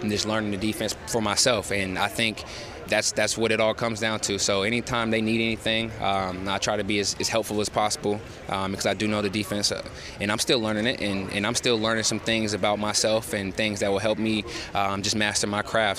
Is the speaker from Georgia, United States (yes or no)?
yes; Georgia, United States; moved away; I'm from Georgia